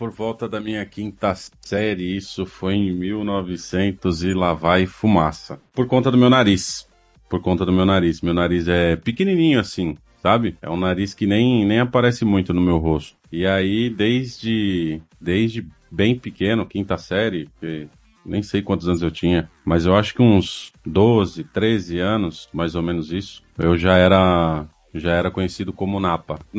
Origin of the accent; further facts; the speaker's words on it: São Paulo, Brazil; Sou natural de São Paulo, da Zona Norte.